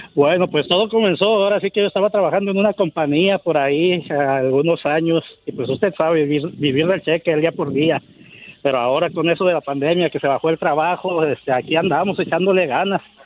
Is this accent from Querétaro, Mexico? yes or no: yes; Tequisquiapan, Querétaro, Mexico; now in United States; del estado de Querétaro, el pueblo bicicletero se llama Tequisquiapan.